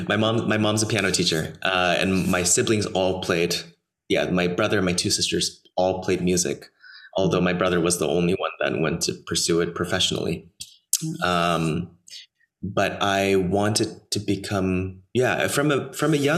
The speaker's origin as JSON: {"language": "English", "town": "Los Angeles", "region": "California", "country": "United States", "tie": "born or raised there", "also_born_or_lived": "New York / Miami / Germany / Austria", "moved": "yes", "lives_now": "Paris, France", "said": "I grew up in Los Angeles, right outside of Los Angeles"}